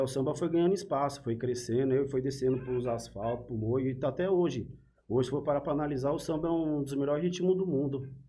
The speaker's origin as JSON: {"language": "Portuguese", "region": "São Paulo", "country": "Brazil", "tie": "born or raised there", "moved": "yes", "said": "Eu, eu sou cria lá do Bela Vista, lá do Vai Vai, lá, né, do Bexiga"}